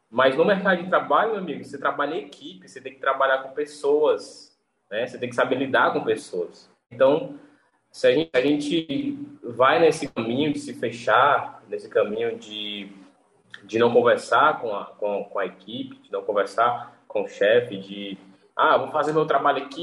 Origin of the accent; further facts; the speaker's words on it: Fortaleza, Ceará, Brazil; Eu, eu sou aqui do Nordeste, aqui, né? Fortaleza, Ceará.